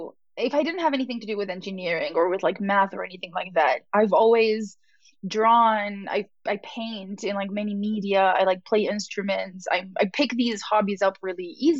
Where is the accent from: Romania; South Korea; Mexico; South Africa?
Romania; I grew up in Romania where, like, all the people want to be engineers.